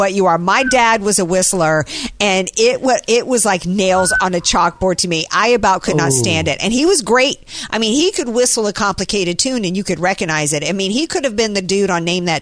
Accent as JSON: {"language": "English", "region": "the South", "country": "United States", "tie": "born or raised there", "said": "when we were kids growing up in the South"}